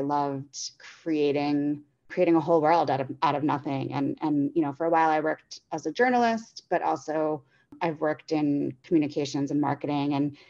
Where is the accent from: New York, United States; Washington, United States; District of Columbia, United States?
New York, United States; Staten Island; now in Chicago, United States; I'm originally from the East Coast, not far from … land. I grew up on Staten Island, and now I live in Chicago.